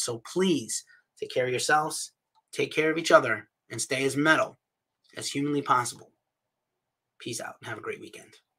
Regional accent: New York City, New York, United States; moved away; also born or lived in New England; I'm from the Bronx, New York

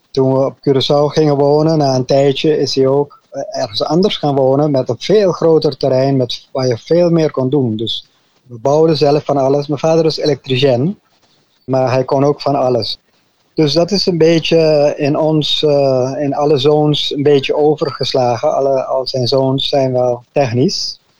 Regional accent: Arnhem, Gelderland, Netherlands; born there; also born or lived in French Guiana; Ja, ik ben geboren in Arnhem, Nederland. En toen ik drie maanden oud was, toen gingen mijn ouders voor het eerst de zending in. Eerst naar Frans-Guyana. Daar hebben we een jaar gewoond.

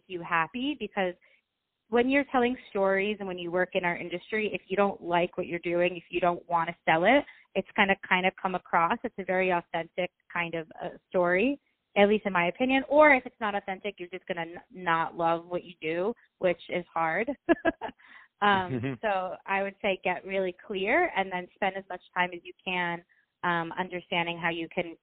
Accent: United States; also born or lived in Ukraine; I was born in Ukraine. My family, we immigrated to America when I was about 4 years old

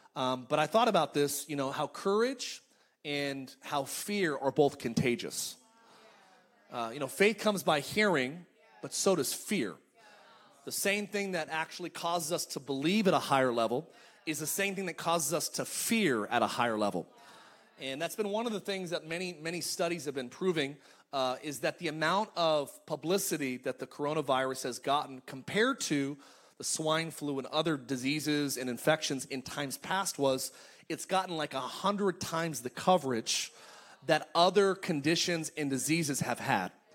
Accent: Palmdale, California, United States; moved away as an adult; now in Orange County, United States; my hometown. I'm from I'm from Palmdale in Lancaster, California

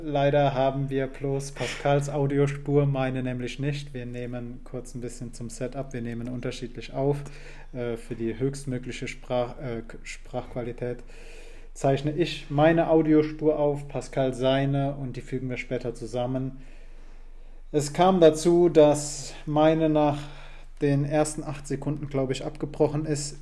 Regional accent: a village on the Moselle, Rhineland-Palatinate, Germany; also born or lived in Koblenz; meine Hut ist ein Dorf an der Mosel mit 749 Einwohnern äh, in Rheinland-Pfalz

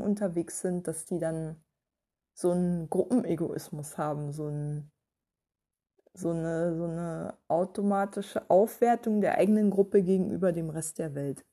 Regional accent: Berlin, Germany; als Berliner

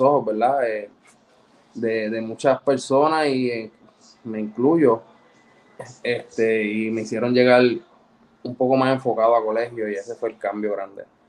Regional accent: Ponce, Puerto Rico; moved away as an adult; also born or lived in Guaynabo / United States; soy nacido y criado en Ponce

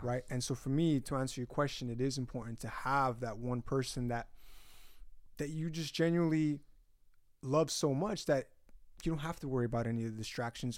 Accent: Utah, United States; first language Spanish; English is a second language; moved away; I'm from Utah

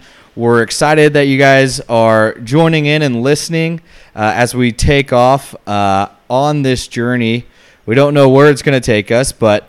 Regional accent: Kansas City, United States; I am born and raised in Kansas City. I would say I have lived most of my life, the majority now, on the Kansas side of the state line.

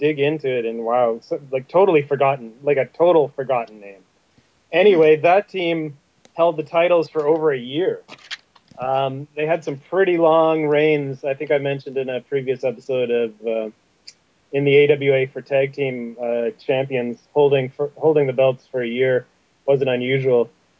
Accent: Calgary, Alberta, Canada; growing up in Calgary

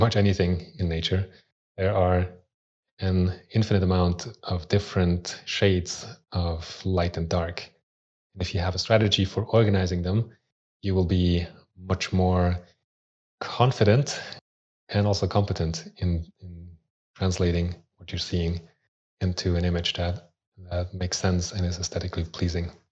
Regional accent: Switzerland; also born or lived in Austria; in Switzerland, where I grew up. I was born in Austria, but moved to Switzerland when I was three.

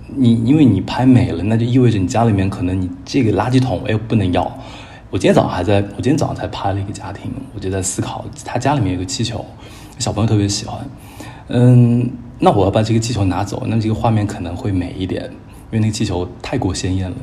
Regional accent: Chengdu, Sichuan, China; 我小时候在，在那个川大的老校区里面长大

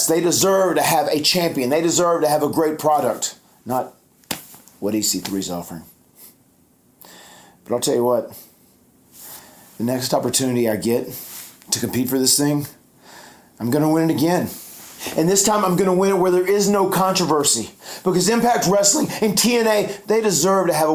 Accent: North Carolina, United States; my home state in North Carolina

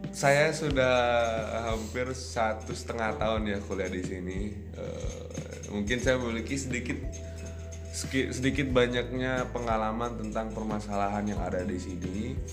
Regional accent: Bandung, West Java, Indonesia; karena di Bandung sendiri kan uh, di kota saya sendiri kan ada yang namanya apa ya? Uh, culture untuk berbicara lebih halus.

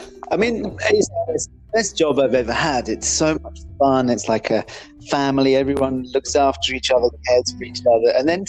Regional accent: England, United Kingdom; also born or lived in Ireland; So as you mentioned at the beginning of this thing, I grew up in England and Ireland. I lived in many different places.

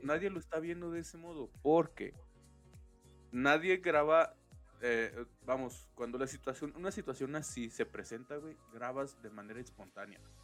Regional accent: Mexico; así somos los mexicanos

